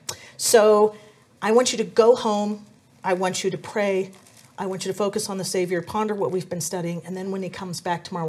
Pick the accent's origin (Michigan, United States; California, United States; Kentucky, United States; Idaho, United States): California, United States; San Diego; I am from San Diego